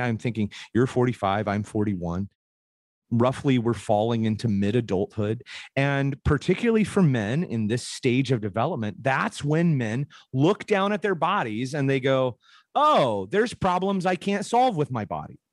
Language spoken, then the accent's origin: English; Portland, Oregon, United States; I grew up in Portland, Oregon